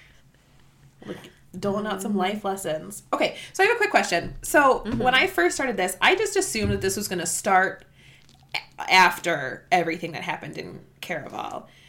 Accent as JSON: {"language": "English", "region": "Wisconsin", "country": "United States", "accent": "Wisconsin", "said": "we're we're very Midwestern. Our, yeah, our Wisconsin accents."}